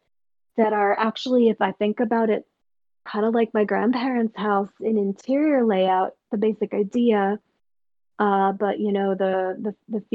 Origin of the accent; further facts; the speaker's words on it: Western Pennsylvania, United States; My family moved a lot when I was growing up, I grew up in Western Pennsylvania, and my family just moved constantly around this half of this one state